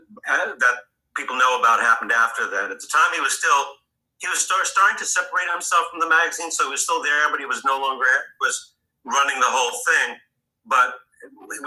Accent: New York, United States; it was here in New York. In fact, in the apartment that I, basically the apartment that I still live

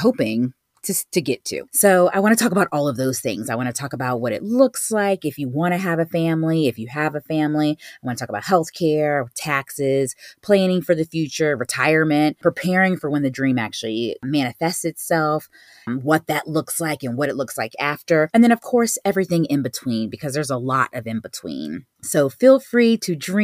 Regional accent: Virginia Beach, Virginia, United States; moved away as an adult; now in New York City, United States; I'm originally from Virginia Beach

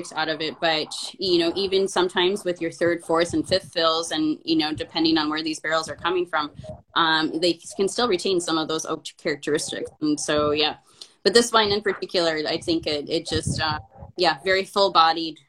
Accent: United States; now in Portland, United States; I'm from an American, but I didn't learn Spanish at home

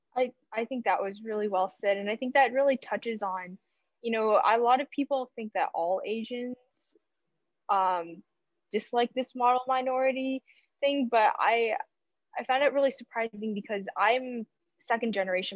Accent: United States; born and raised in America

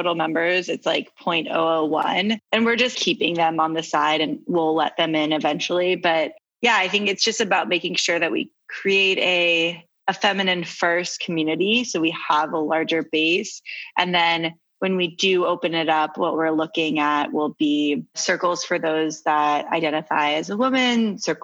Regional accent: United States; I'm American

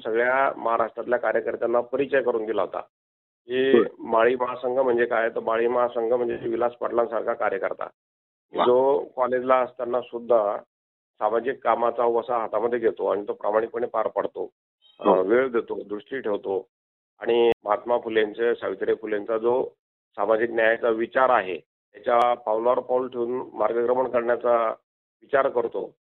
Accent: Warud, Maharashtra, India; also born or lived in Deoli, Amalner taluka / Dhule; माझे वडील वारुड तालुका शिंदखेडा, जिल्हा धुळे या ठिकाणी जवाहर नूतन विद्यालयाला शिक्षक म्हणून काम करत होते. त्यामुळे माझं सगळं बालपण वगैरे वारुडलाच गेलेलं आहे

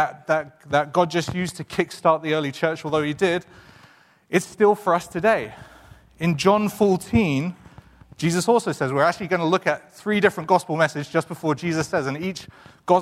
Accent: England, United Kingdom; moved away; we're both from England

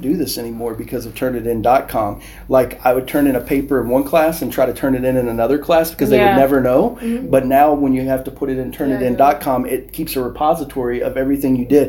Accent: United States; moved away as an adult; now in Nigeria; I'm American.

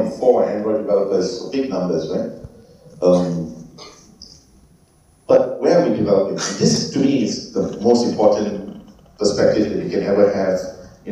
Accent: Malaysia; I'm Malaysian

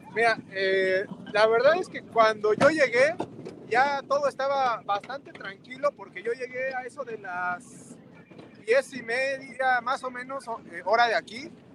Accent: Mexico City, Mexico; now in Detroit, United States; yo soy originario de la Ciudad de México

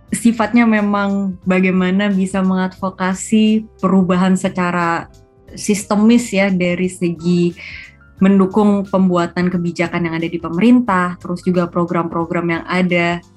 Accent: Indonesia; karena emang um, lahir besar di Indonesia dan setiap berkesempatan keluar negeri pun tetap berasa kangennya sama Indonesia

